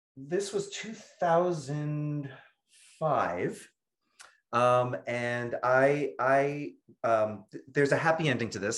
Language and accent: English; New York City, New York, United States; I'm born and raised in Brooklyn, New York